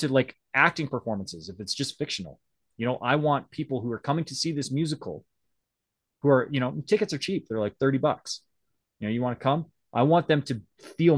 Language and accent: English; Western Canada, Canada; I'm Canadian, so French is like, I should know French, but I grew up in Western Canada